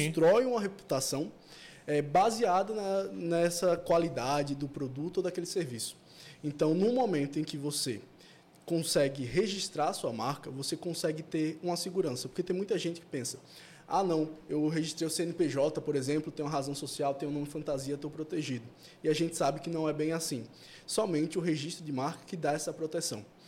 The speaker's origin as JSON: {"language": "Portuguese", "town": "João Pessoa", "region": "Paraíba", "country": "Brazil", "said": "sou daqui de João Pessoa mesmo."}